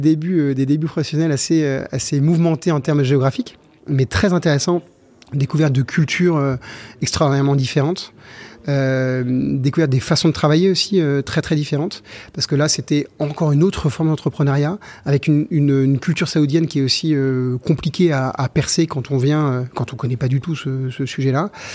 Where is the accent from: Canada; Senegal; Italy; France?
France; Versailles, Île-de-France; now in Saint-Lunaire, France; J'ai grandi à Versailles dans le 78